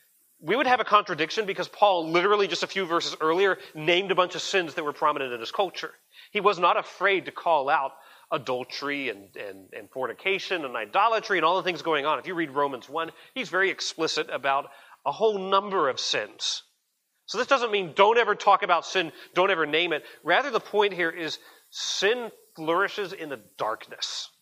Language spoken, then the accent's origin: English; United States; I'm an American citizen